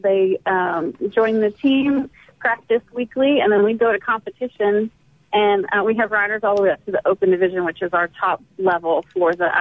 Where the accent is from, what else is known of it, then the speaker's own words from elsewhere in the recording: Pennsylvania, United States; moved away as an adult; also born or lived in Texas / New Mexico / Tennessee; now in Mississippi, United States; grew up in Pennsylvania